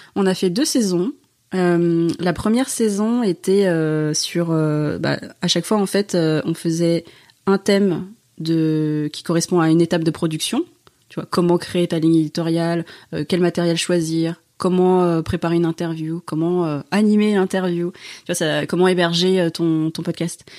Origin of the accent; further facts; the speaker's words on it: France; je suis en France, je suis française